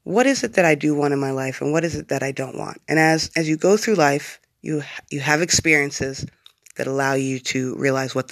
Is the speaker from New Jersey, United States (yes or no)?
no; Bloomsburg, Pennsylvania, United States; moved away; also born or lived in Hawaii; I'm from Bloomsburg, Pennsylvania